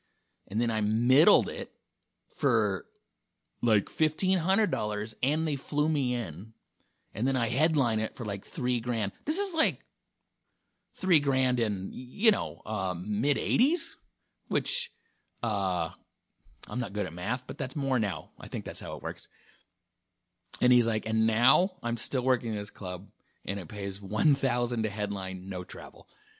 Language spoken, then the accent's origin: English; the South, United States; So I'm from the South, you know.